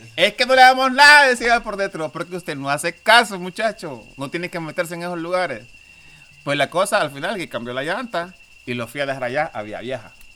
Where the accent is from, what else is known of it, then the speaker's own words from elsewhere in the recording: Honduras; yo soy de Honduras